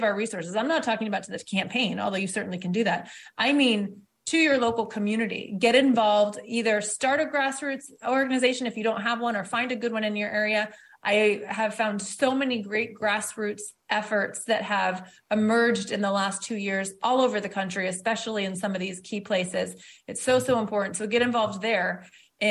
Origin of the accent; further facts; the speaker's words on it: Detroit, Michigan, United States; I was born in Detroit